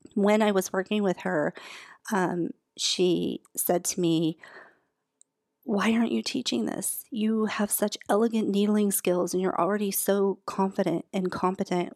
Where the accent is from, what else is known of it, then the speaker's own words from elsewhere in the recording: Alaska, United States; moved away; I'm originally from Alaska